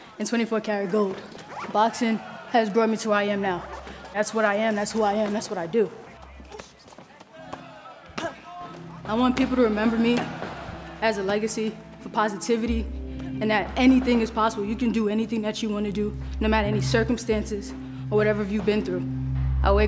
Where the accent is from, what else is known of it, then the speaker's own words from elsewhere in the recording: New York City, New York, United States; now in Los Angeles, United States; I grew up in the Bronx